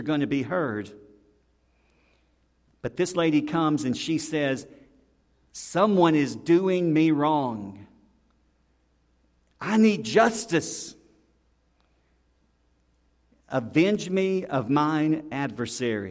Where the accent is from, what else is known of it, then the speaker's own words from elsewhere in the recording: the South, United States; we're from the South